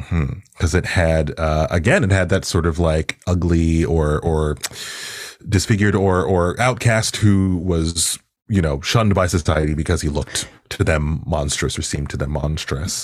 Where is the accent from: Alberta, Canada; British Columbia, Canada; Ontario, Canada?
Ontario, Canada; Toronto; also born or lived in Pickering; I grew up in Agent Court in particular.